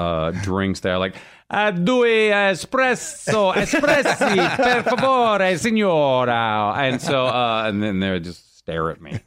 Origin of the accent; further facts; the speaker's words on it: Rome, Lazio, Italy; born there; they saw that I was born in Rome